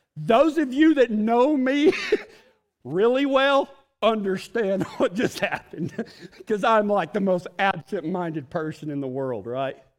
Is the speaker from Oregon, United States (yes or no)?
no; West Texas, United States; I'm from West Texas